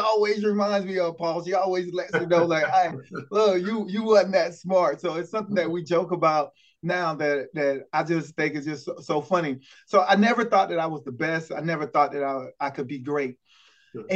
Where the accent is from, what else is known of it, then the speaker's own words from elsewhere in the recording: Lake City, South Carolina, United States; I'm from that small town of Lake City, South Carolina, a town of about 5,000 to 6,000 people